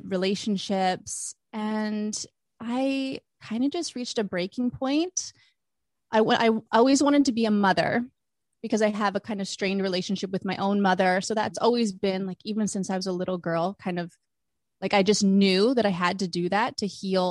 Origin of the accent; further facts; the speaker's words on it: Vancouver, British Columbia, Canada; moved away as an adult; now in Los Angeles, United States; I am originally from Vancouver